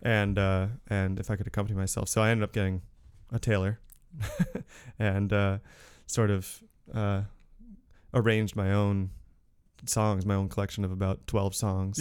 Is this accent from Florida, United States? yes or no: no; Newtown, Connecticut, United States; moved away; I'm from Connecticut originally, from the next town over, Newtown